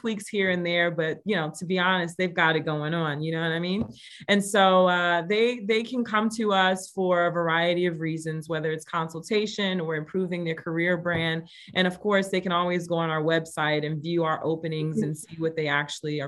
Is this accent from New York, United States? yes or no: yes; New York City, New York, United States; moved away; also born or lived in Gary, Indiana / Indianapolis, Indiana / Las Vegas; And I was raised in the Bronx, New York.